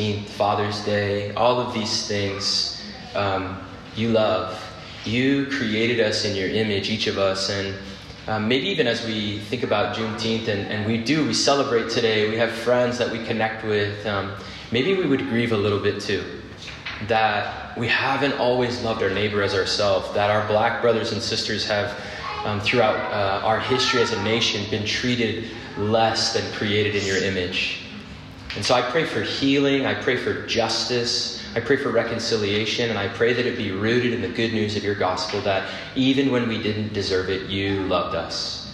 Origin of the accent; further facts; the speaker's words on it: Phoenix, Arizona, United States; I grew up in Phoenix